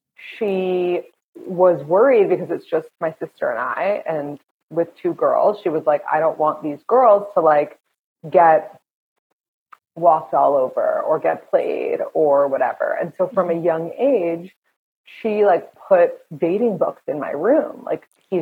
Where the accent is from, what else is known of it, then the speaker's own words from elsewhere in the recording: New York, United States; I'm from here. I'm from New York.